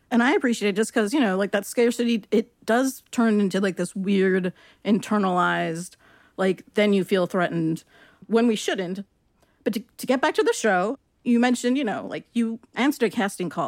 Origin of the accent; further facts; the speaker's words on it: Long Beach, California, United States; I'm from Long Beach, which is, you know, in LA County, also a whole bunch of different communities.